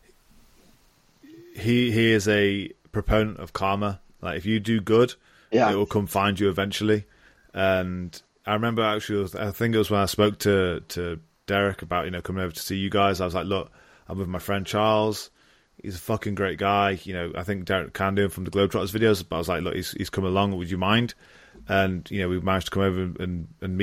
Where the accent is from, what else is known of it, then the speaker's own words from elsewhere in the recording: Stafford, West Midlands, United Kingdom; I'm a kid from Stafford, England.